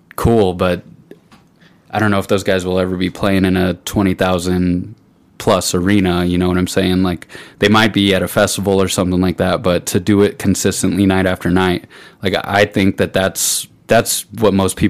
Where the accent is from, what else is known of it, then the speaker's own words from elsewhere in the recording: Pueblo, Colorado, United States; this is my hometown